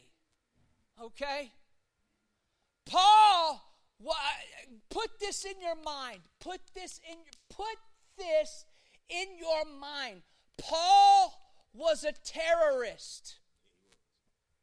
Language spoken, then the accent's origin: English; South Florida, United States; I'm from South Florida